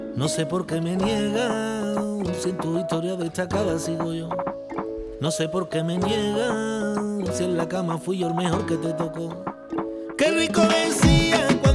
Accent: Utrera, Andalusia, Spain; me quiero quedar en, mi tierra.

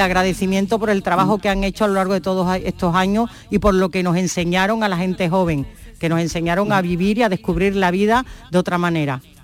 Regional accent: Huelva, Andalusia, Spain; los que somos de Huelva, las que somos de Huelva como yo

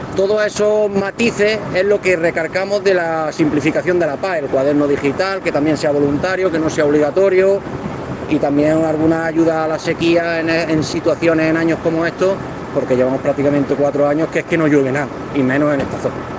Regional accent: Galera, Andalusia, Spain; Yo vengo de Granada, de la comarca de Huesca concretamente

